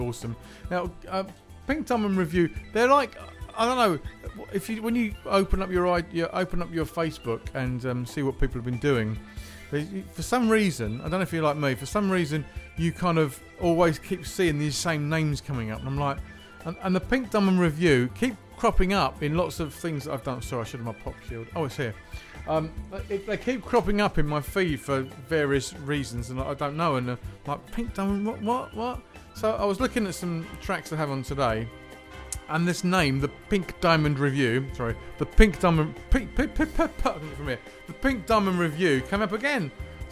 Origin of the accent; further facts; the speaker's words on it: England, United Kingdom; We're English